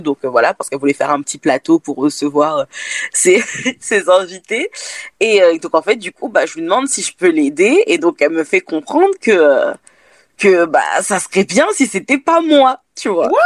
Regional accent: France; je suis née en France si, si, si, si, je suis française.

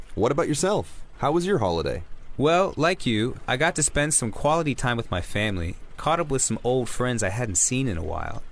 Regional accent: Washington, District of Columbia, United States; my hometown DC

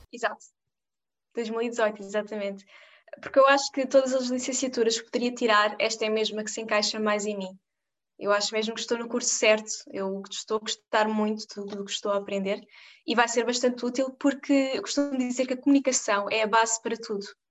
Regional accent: Portugal; a minha cidade de onde eu venho

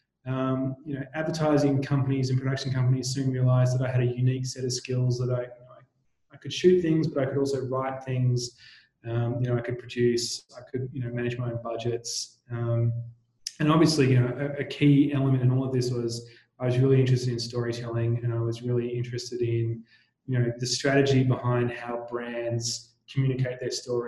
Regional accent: Tasmania, Australia; moved away; I actually grew up in Tasmania, you know, a small island down the bottom of Australia

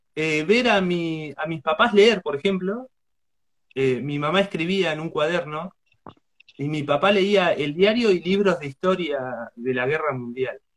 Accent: Chillar, Buenos Aires Province, Argentina; Ahora estoy en, Argentina, en Chillar, que es mi pueblo natal, donde viven mis, mis padres

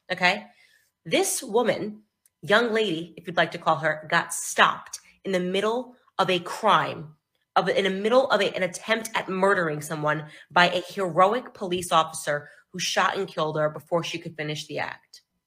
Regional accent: United States; I am an American

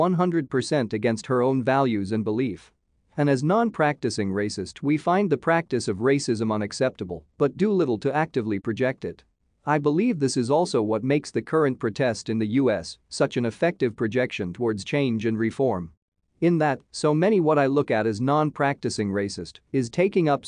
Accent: South Africa; as a South African who lived under apartheid

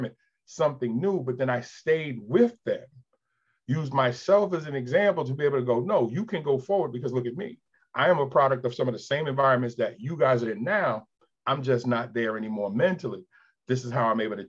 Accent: New Jersey, United States; moved away as an adult; also born or lived in Queens, New York / New York; now in Delaware, United States; I was born in Queens, left when I think 5, lived in Jersey for 7 years. When I came back at age 12, a lot of those impressionable years were spent in South Jersey

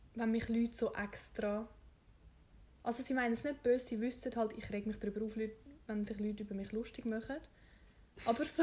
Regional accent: Switzerland; ich bin Schweizerin

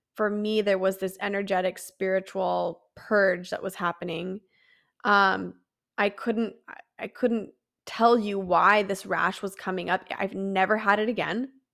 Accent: San Diego, California, United States; I was born and raised in San Diego

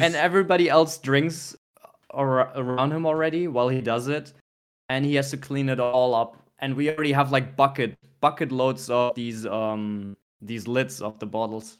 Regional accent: Germany; born or raised there; moved away

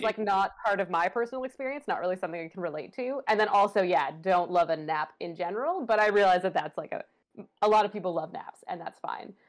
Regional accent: Ottawa, Ontario, Canada; growing up in Ottawa

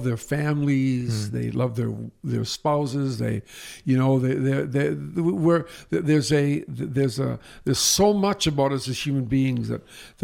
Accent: Canada; I'm a Canadian

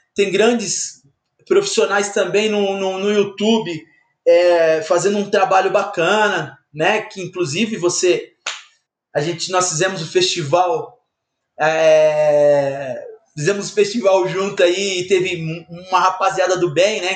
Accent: São Paulo, Brazil; eu sou de São Paulo, sou paulistano

